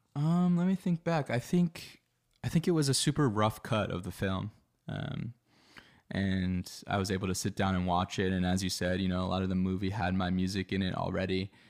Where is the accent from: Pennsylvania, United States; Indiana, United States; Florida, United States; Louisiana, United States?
Pennsylvania, United States; Philadelphia; moved away as an adult; now in Los Angeles, United States; I grew up in Philadelphia on the East Coast of the U S